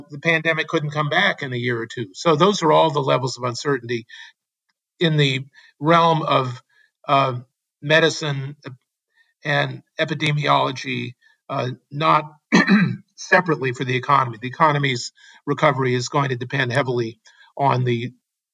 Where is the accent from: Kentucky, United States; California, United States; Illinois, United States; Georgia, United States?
California, United States; Berkeley; In my hometown of Berkeley, California